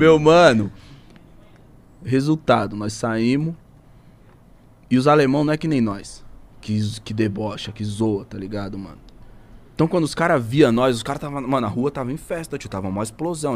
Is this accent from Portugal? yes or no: no; Brazil; eu entreguei meu passaporte pra mina, ela olhou, brasileiro